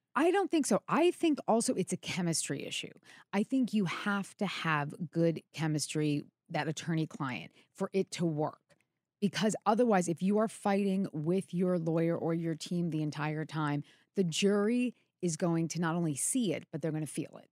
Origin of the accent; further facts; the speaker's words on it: New York, United States; as a New Yorker, a New York lawyer